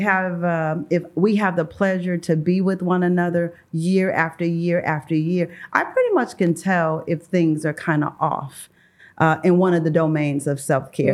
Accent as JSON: {"language": "English", "town": "St. Louis", "region": "Missouri", "country": "United States", "tie": "born or raised there", "said": "I am from Saint Louis, Missouri, born and raised."}